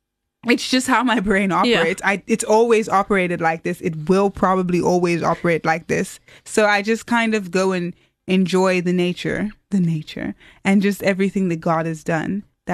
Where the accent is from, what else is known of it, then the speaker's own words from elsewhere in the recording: Port Elizabeth, Eastern Cape, South Africa; also born or lived in Stellenbosch; I was studying programming at the time in Port Elizabeth, my hometown, and I failed some stuff. I didn't know what to do, so I applied to Stellenbosch, not knowing what my plan was.